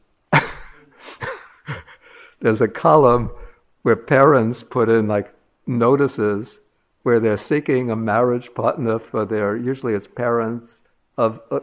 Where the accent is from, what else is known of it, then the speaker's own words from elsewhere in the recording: New York City, New York, United States; I grew up in Brooklyn, the great borough of Brooklyn, 52nd Street near 12th Avenue